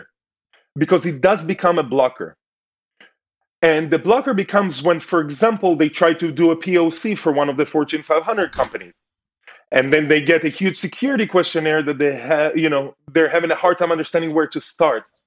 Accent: Tel Aviv, Tel Aviv District, Israel; moved away as an adult; also born or lived in United States; Grew up in Tel Aviv, so very keen to a city environment.

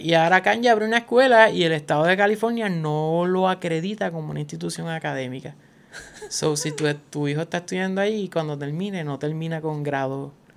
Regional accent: Puerto Rico; Nosotros somos un, territorio estadounidense que recibe menos dinero, pues un territorio oficial

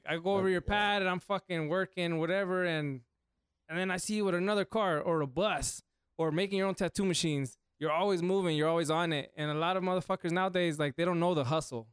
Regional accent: Las Vegas, Nevada, United States; Born and raised here

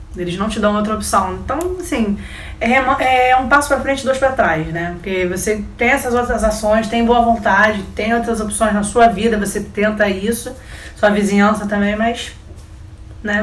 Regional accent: Rio de Janeiro, Brazil; A gente é carioca

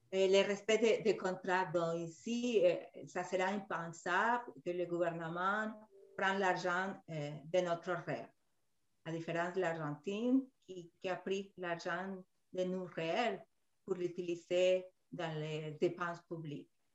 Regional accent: Peru; moved away; surtout au Pérou, mon pays d'origine

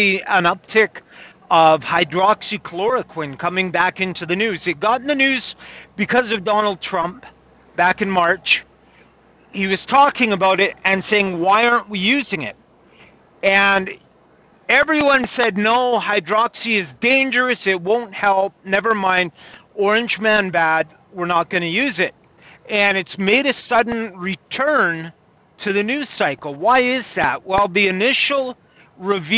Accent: Kamloops, British Columbia, Canada; my hometown, Kamloops

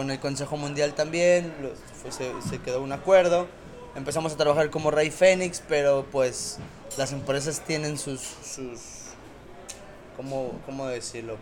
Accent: Mexico

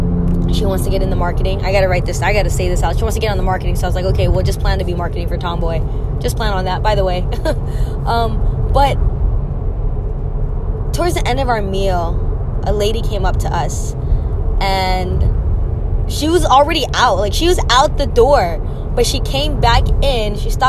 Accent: Philippines; We just kind of thought, you're big bone, this is what it is, you know, being Filipino

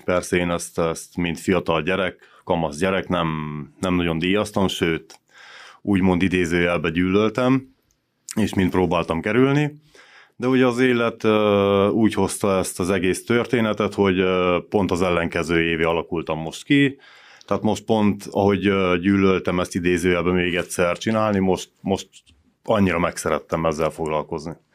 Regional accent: Săcueni, Bihor County, Romania; székédi születésű vagyok, székédi lakos

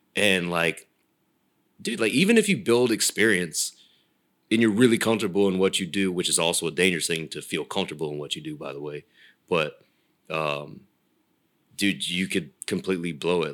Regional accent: Folsom, California, United States; moved away as an adult; also born or lived in Rancho Cordova, California; now in Los Angeles, United States; So I'm Sacramento County. Uh, I was Rancho, and then spent the most of my the rest of my uh, teenage and adult life in Folsom before I moved out to uh

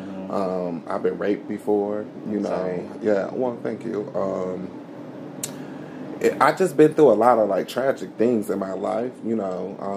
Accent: Oak Park, Michigan, United States; also born or lived in Troy, Michigan; I grew up in Oak Park

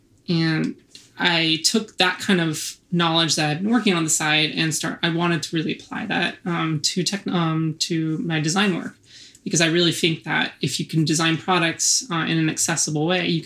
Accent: Orange County, California, United States; moved away as an adult; also born or lived in Los Angeles; now in New York, United States; That's where I grew up, technically in Orange County

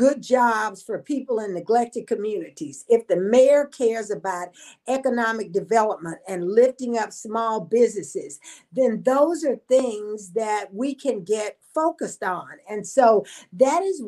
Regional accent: Odessa, Texas, United States; also born or lived in Louisiana; I grew up in Odessa, Texas, was born in Louisiana.

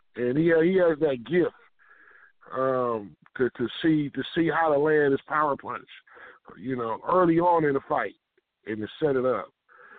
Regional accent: San Francisco, California, United States; San Francisco, California.

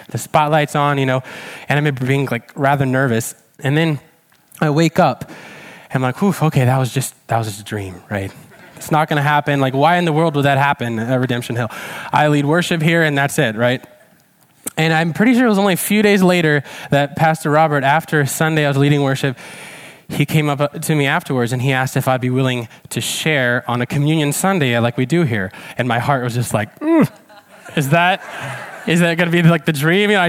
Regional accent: Czechia; some of you may know that I grew up in Czech Republic eh, as a missionary kid. My, my parents were missionaries in Czech. They're still there in Czech Republic, in fact.

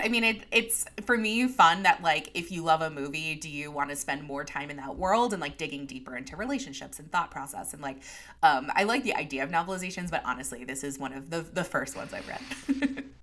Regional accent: New York, United States; as a New Yorker

